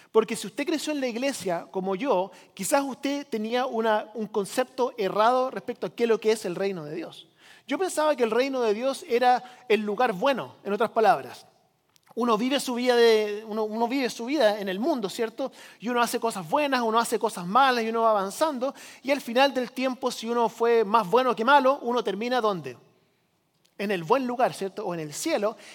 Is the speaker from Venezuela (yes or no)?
no; Chile; now in United States; yo crecí como misionero en Chile, por si usted no lo sabía, llegamos aquí a Estados Unidos.